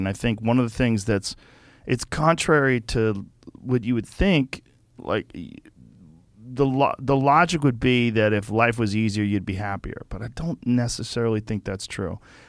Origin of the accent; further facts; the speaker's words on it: Boston, Massachusetts, United States; also born or lived in Newark, New Jersey; I grew up in Boston